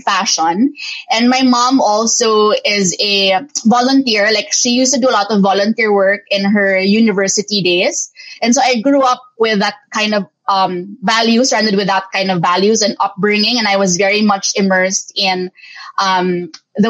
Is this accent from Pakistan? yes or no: no; Philippines; my parents being Filipino Chinese expected me to take over the family business